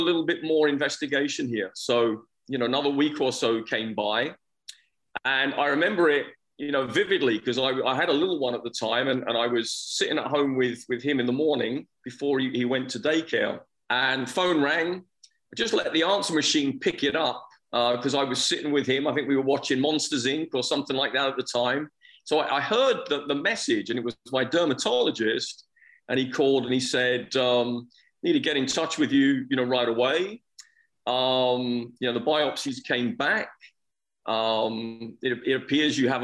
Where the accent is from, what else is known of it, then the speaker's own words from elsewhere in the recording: United Kingdom; moved away; I'm originally from England and from Scotland. And I think growing up there